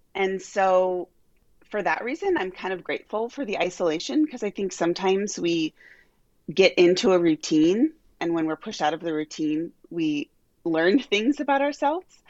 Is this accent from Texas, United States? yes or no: no; Omaha, Nebraska, United States; moved away as an adult; also born or lived in Albuquerque, New Mexico; now in Omaha, United States; I grew up here in Omaha, uh, all the way through college